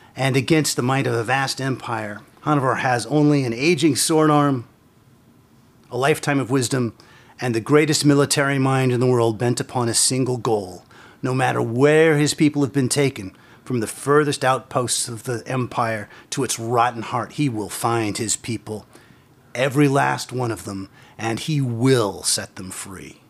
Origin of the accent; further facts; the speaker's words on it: Terre Haute, Indiana, United States; I came originally from Terre Haute, Indiana. That's where I was born